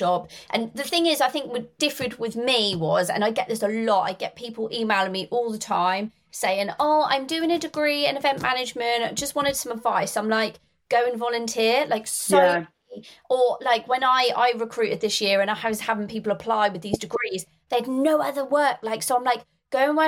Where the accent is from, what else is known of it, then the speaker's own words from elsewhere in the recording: Norwich, East of England, United Kingdom; now in Northamptonshire, United Kingdom; I'm from Norfolk, in Norwich.